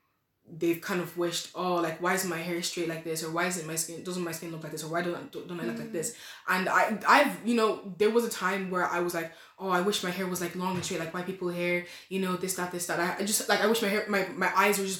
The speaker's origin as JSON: {"language": "English", "country": "Ireland", "tie": "born or raised there", "accent": "Irish", "said": "I was born in the country. My mother gave birth to me on this land"}